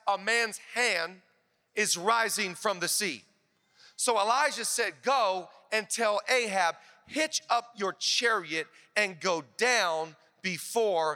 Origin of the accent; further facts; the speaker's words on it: Seattle, Washington, United States; moved away as an adult; now in Los Angeles, United States; I'm from Seattle, where Pastor Rich is from. The last year I lived in Seattle